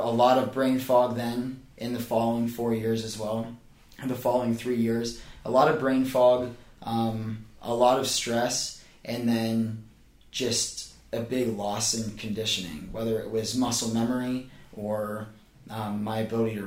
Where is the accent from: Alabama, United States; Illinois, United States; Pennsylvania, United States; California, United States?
Pennsylvania, United States; moved away as an adult; now in Charleston, United States; Bucknell University is only about 45 minutes from my hometown